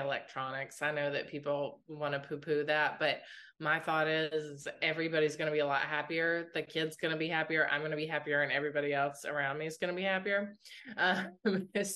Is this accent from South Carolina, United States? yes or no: no; West Virginia, United States; I grew up in West Virginia and my grandpa was a train engineer there